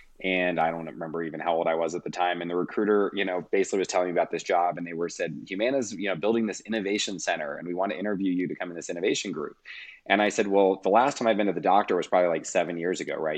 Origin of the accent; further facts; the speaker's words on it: Kentucky, United States; And so I grew up in Northern Kentucky, Cincinnati, Ohio area, undergrad and master's degree, all in the Midwest at the University of Louisville in their entrepreneurial program.